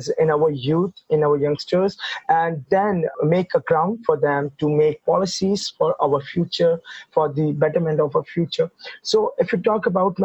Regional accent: Karachi, Sindh, Pakistan; I'm from Pakistan. My city is Karachi. I was born here, brought up here.

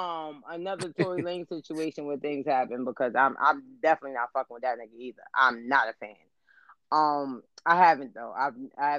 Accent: New York City, New York, United States; I'm from the South Bronx

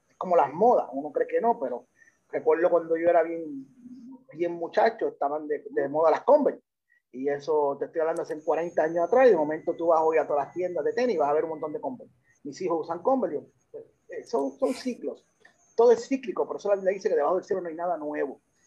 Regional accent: Puerto Rico; also born or lived in United States; soy de padre puertorriqueño, de madre dominicana, nací en Estados Unidos y llegué a, esta isla en el 1979 a la edad en segundo grado. De ahí pues hemos eh, estado acá permanente

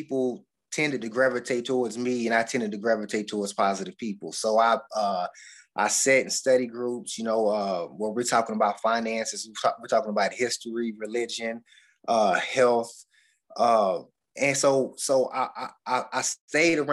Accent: Bowling Green, Kentucky, United States; I'm from Bowling Green, Kentucky. I grew up in a household where my father was a bootlegger

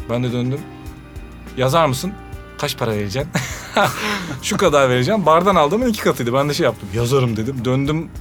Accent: Malatya, Turkey; moved away as an adult; also born or lived in Izmit / Hereke / Istanbul; Malatya'dan bir gençsin

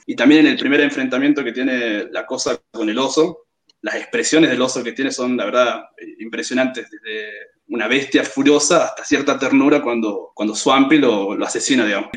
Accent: Jujuy, Argentina; soy de Jujuy.

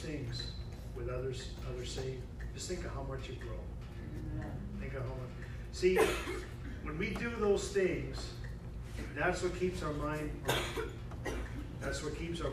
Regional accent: New England, United States; I'm from New England

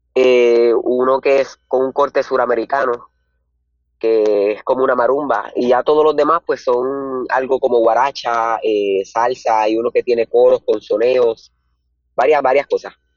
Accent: Morovis, Puerto Rico; soy del pueblo de Morovis. Eh, he residido por acá toda mi vida y tengo 15

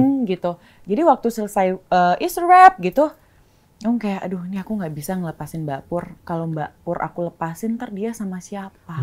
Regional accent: Bali, Indonesia; aku lahir besar di Bali

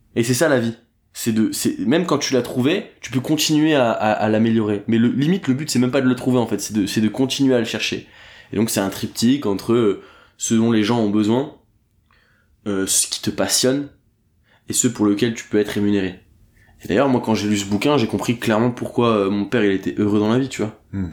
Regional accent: Dunkirk, Hauts-de-France, France; now in Paris, France; Je viens de Dunkerque, j'y suis très rarement, je vais voir mes parents de temps en temps.

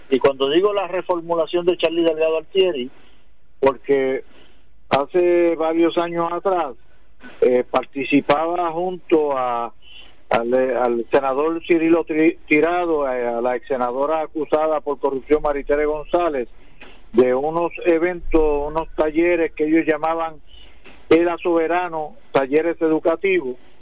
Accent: Puerto Rico; nosotros no somos inmigrantes, nosotros somos puertorriqueños, ciudadanos americanos

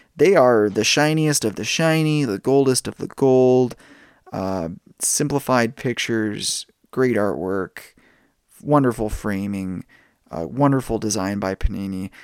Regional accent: Canada; being a Canadian

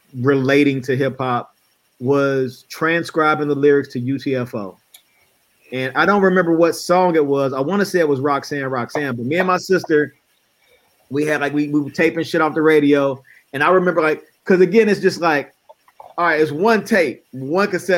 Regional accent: Midwest, United States; I'm from the Midwest

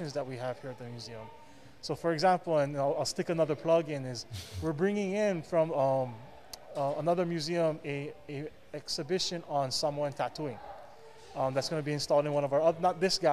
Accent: Hawaii, United States; growing up in Hawaii, we know this space as the dinosaur space, or myself included

